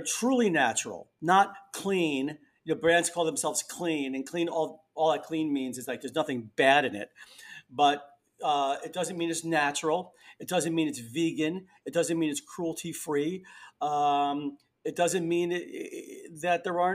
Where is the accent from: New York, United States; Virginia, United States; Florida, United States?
New York, United States; New York City; I grew up in the Bronx. I've been here most of my life